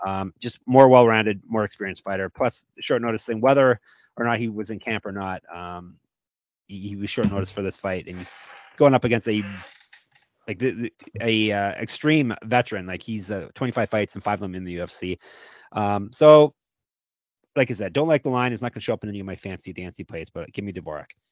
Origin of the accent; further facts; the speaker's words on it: Stoney Creek, Ontario, Canada; my hometown for the first six months of my life, Stony Creek, Ontario